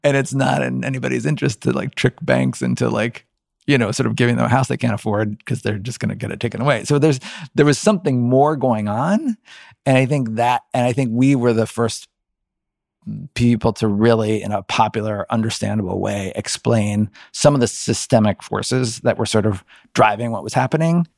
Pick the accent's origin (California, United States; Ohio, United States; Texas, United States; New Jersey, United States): Ohio, United States; Cincinnati; I grew up in Cincinnati, Ohio.